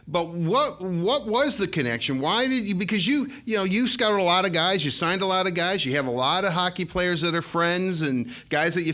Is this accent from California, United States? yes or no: no; Detroit, Michigan, United States; It's my hometown. So, I've been here, my whole life